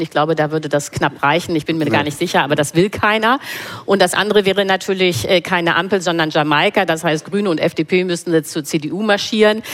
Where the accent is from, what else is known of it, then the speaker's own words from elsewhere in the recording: Germany; als Deutsche